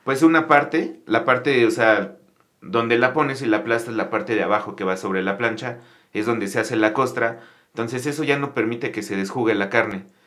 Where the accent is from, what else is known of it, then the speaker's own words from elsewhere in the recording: Mexico City, Mexico; yo soy de aquí, de la Ciudad de México.